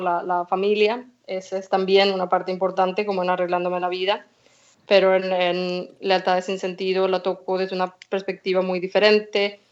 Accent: Venezuela; also born or lived in Spain / Galicia / Germany / England; now in Stockholm, Sweden; Yo nací en Venezuela, mi madre es gallega, así que nos mudamos a España, estudié allí

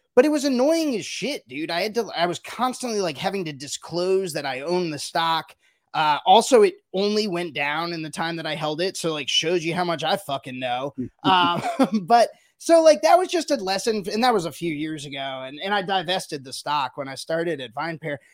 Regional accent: United States; as an as an American, even as a, a, beverage alcohol reporter

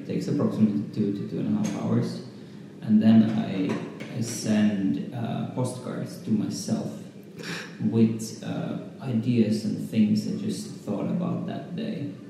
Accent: Helsinki, Uusimaa, Finland; now in Berlin, Germany; I come from Helsinki. I live in Berlin since a few years.

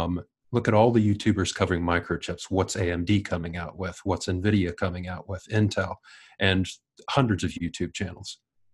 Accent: Ohio, United States; accent: American; moved away as an adult; now in Wellington, New Zealand; I do have an American accent. I'm originally from Ohio. I came to New Zealand about 2003, and it was originally just for a holiday. I stayed for a year, came back to the U.S.

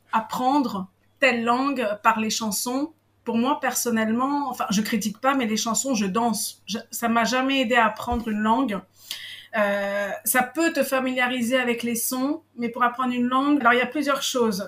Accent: Paris, Île-de-France, France; moved away as an adult; now in Israel; je suis française, je suis née à Paris, j'ai vécu pendant 38 ans à Paris. Et là, bah, j'ai changé un peu de vie dans le sens où j'habite en Israël

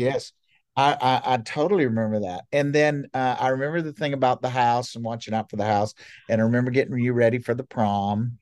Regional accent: Montgomery, Alabama, United States; moved away as an adult; also born or lived in Baltimore; I was born and raised in Montgomery, Alabama

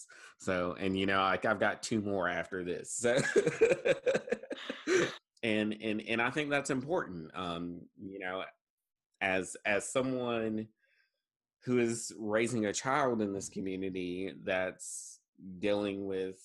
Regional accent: Eastern North Carolina, United States; now in Jackson County, North Carolina, United States; I am from Eastern North Carolina and grew up in a different kind of systemic racist culture

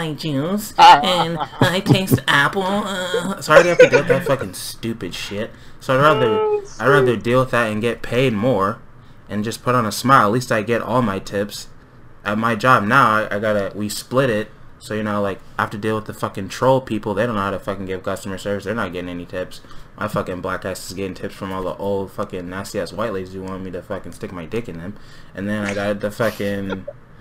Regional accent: South Bay, California, United States; I'm from the South Bay.

